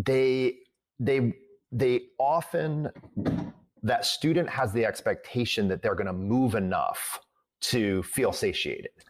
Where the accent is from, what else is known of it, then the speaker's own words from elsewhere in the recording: Midwest, United States; I'm from the Midwest